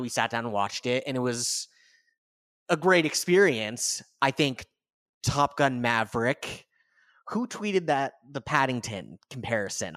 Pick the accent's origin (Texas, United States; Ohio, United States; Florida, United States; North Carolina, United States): Florida, United States; Clearwater; I grew up in Clearwater